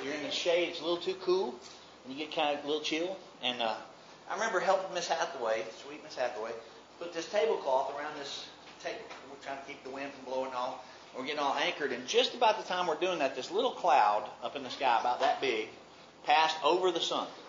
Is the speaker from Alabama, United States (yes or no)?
yes; Mobile, Alabama, United States; In my dictionary, growing up in Mobile, that word was four-letter red.